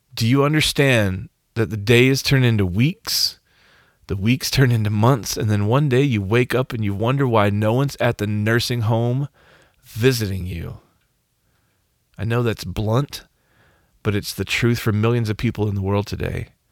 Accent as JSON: {"language": "English", "region": "Arkansas", "country": "United States", "said": "I'm from Arkansas?"}